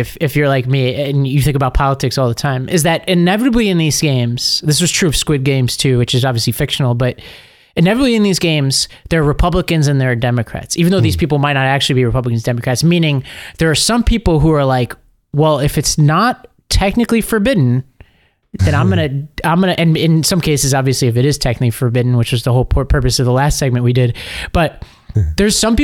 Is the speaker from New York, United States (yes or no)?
yes; New York, United States; I am a New Yorker